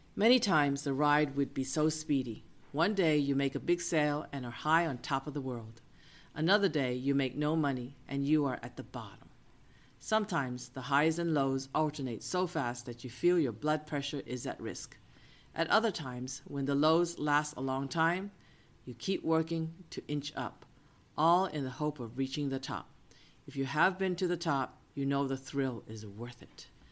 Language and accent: English; Boston, Massachusetts, United States; moved away as an adult; now in San Francisco, United States; Cousin Eason and I grew up in Boston, but I had settled in San Francisco for many years as a grown woman